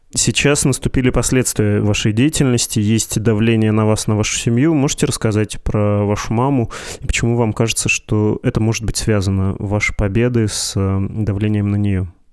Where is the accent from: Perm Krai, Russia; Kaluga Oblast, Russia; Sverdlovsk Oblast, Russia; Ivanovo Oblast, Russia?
Sverdlovsk Oblast, Russia; Yekaterinburg; moved away; Я из Екатеринбурга